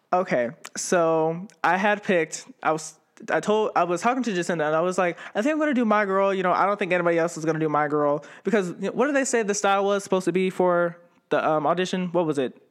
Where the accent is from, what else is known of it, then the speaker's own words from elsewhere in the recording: Ravenna, Ohio, United States; also born or lived in Youngstown, Ohio; growing up in Ravenna, it was, I actually, I was born in Youngstown, and then my mom got married and she moved, and we moved to Ravenna